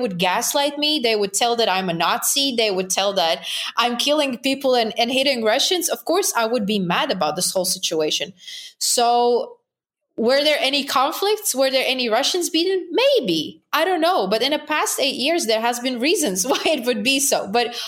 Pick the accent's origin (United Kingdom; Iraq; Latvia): Latvia; English is a second language; I'm from Baltic countries.